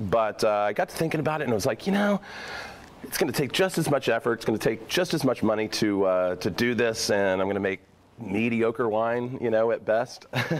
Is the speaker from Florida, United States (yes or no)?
no; Memphis, Tennessee, United States; moved away as an adult; also born or lived in Oklahoma City; now in Oregon, United States; I grew up in Memphis, so that's where I'm originally from.